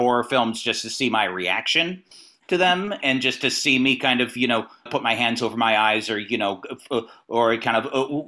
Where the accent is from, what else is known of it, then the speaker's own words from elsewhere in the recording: Northern California, United States; moved away as an adult; now in Los Angeles, United States; I'm from the NorCal region originally